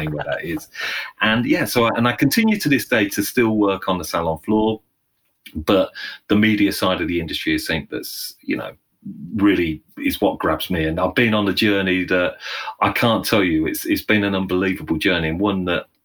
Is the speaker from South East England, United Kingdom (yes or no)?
no; Northamptonshire, East Midlands, United Kingdom; also born or lived in London; Went back to my hometown. So I live in a central location in the heart of England, a place called Northamptonshire